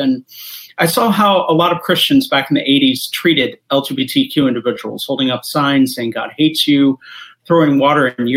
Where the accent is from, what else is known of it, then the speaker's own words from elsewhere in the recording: Kansas City, Missouri, United States; also born or lived in Columbia, Missouri; I am originally from Kansas City, Columbia, Missouri